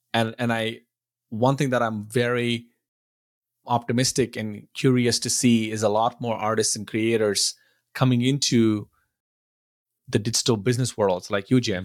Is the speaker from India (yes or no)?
yes; India; now in Buford, United States; I grew up in India and I, now I'm in, in the U S